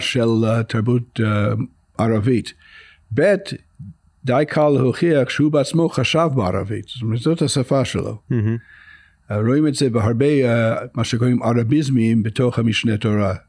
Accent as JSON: {"language": "Hebrew", "country": "United States", "tie": "born or raised there", "second_language": "Hebrew", "moved": "yes", "lives_now": "Israel", "said": "אני גדלתי אה, בארצות הברית"}